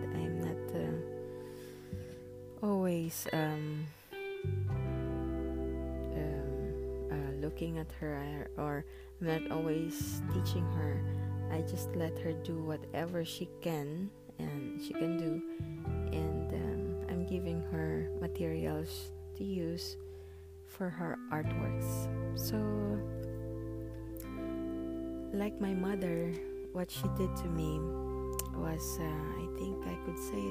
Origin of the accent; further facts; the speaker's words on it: Philippines; our culture as a Filipino people, we are taught to help others